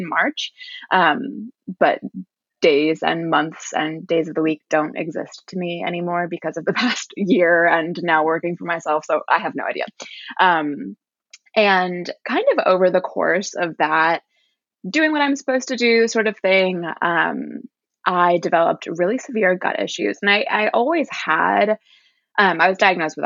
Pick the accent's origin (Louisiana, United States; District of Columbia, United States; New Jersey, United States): District of Columbia, United States; Washington; moved away; also born or lived in Virginia; I grew up in Washington, D.C.